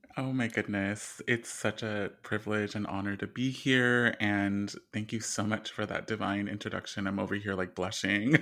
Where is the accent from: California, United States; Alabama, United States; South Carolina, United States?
California, United States; Bloomington; also born or lived in East Los Angeles; I grew up in the Inland Empire in a small town called Bloomington, California, that's really rural